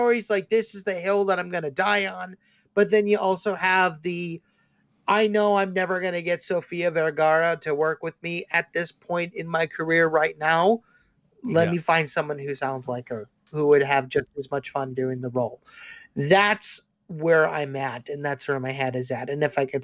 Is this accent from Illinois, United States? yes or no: yes; Chicago, Illinois, United States; now in Davenport, United States; I'm originally from Chicago